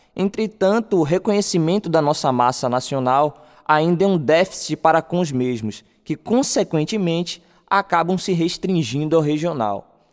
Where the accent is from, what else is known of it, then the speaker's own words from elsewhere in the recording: Salvador, Bahia, Brazil; eu sou morador do bairro de Novo Horizonte, ali perto de Sussuarana